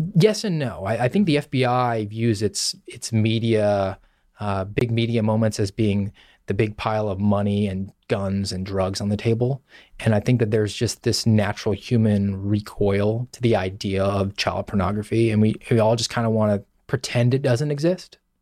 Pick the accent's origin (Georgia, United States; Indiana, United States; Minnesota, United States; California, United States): Georgia, United States; Savannah; moved away as an adult; also born or lived in Sioux City, Iowa; I'm from Savannah, Georgia, and I was a police officer there for a number of years